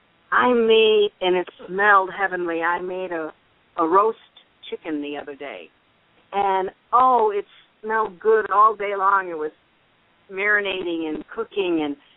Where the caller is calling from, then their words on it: Florida, United States; I'm calling from Florida.